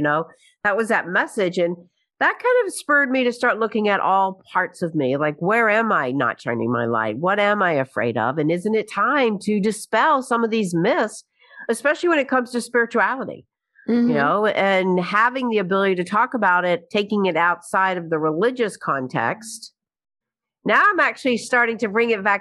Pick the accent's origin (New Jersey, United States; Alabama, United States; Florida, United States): Alabama, United States; Birmingham; moved away as an adult; also born or lived in New York; now in Birmingham, United States; I moved back to Birmingham from New York, right, in New York, 35 years, came back to Birmingham